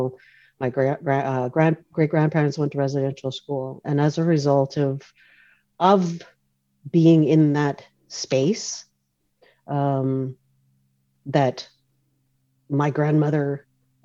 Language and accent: English; North Vancouver, British Columbia, Canada; I grew up in Oslahan, the community of Oslahan, which is part of the North Shore, traditional territories of the Squamish Nation